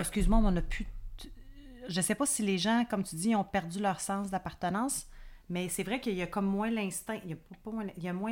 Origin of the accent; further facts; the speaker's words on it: Quebec, Canada; je suis québécoise